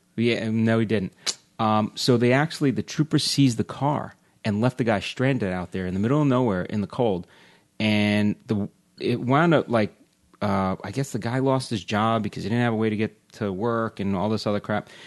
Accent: Long Island, New York, United States; moved away; I grew up in Long Island

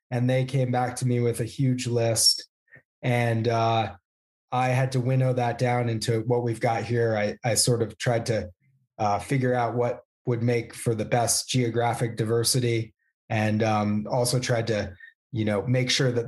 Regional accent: Vermont, United States; I grew up in Vermont

